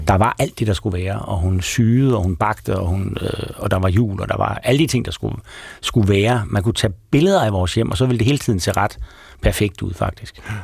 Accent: Aarhus, Central Denmark Region, Denmark; jeg kommer fra Guldbjergvej, som er sådan en typisk lille parcelhuskvarter i, i Højbjerg, øh, syd for Aarhus

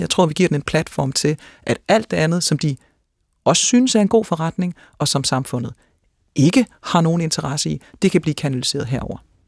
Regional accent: Denmark; som dansker

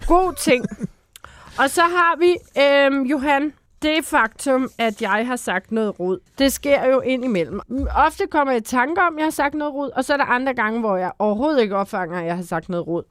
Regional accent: Bornholm, Capital Region of Denmark, Denmark; jeg kommer fra Bornholm, hvor det rent faktisk er alt bjerg

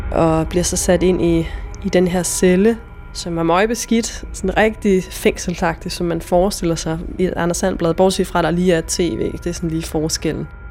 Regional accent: Denmark; moved away; jeg kommer fra Jylland på det her tidspunkt, og jeg er 22 år

